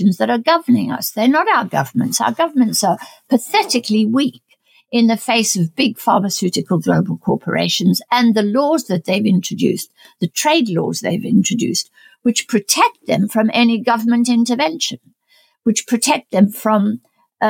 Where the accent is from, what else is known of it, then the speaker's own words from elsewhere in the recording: South Africa; moved away; I'm South African born. My family is in South Africa